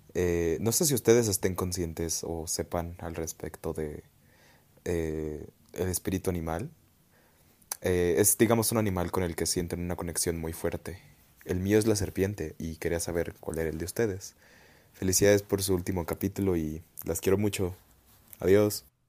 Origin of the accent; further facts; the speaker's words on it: Mexico City, Mexico; de la Ciudad de México